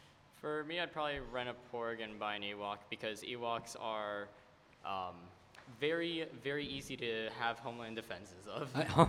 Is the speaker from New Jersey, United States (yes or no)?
yes; Highland Park, New Jersey, United States; I'm from New Jersey, Highland Park, you know, around Middlesex.